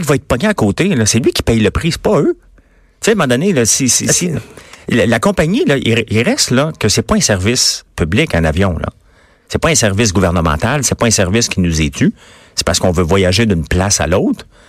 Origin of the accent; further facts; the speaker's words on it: Quebec, Canada; Je suis québécois, mais avec une feuille d'érable